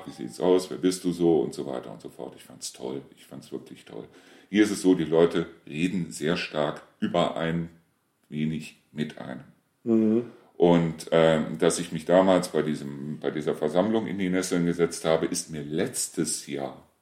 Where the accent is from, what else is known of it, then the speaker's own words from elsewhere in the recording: Reuschenberg, North Rhine-Westphalia, Germany; Ich war zwar aus Reuschenberg, aber sie kannten mich trotzdem nicht.